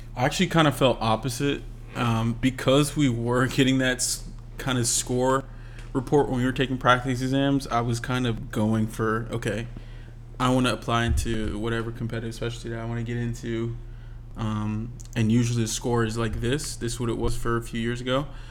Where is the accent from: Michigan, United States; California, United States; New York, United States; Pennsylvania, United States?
Pennsylvania, United States; Philadelphia; moved away as an adult; Philadelphia, my hometown